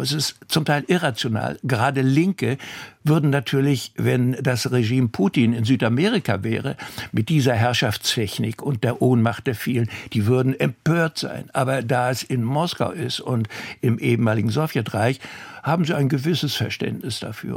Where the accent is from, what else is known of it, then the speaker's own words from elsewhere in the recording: Northern Germany, Germany; bei uns im Norden